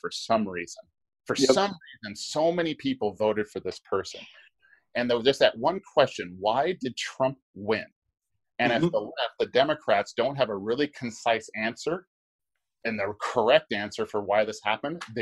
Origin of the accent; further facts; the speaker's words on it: Hawaii, United States; I'm from Hawaii